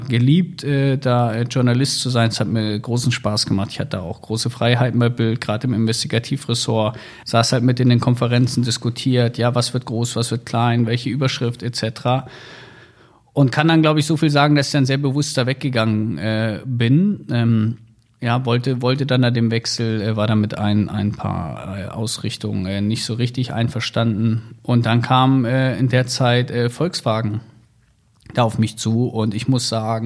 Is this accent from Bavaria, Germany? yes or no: no; Wolfsburg, Lower Saxony, Germany; moved away as an adult; also born or lived in Hamburg; ich bin ja in Wolfsburg groß geworden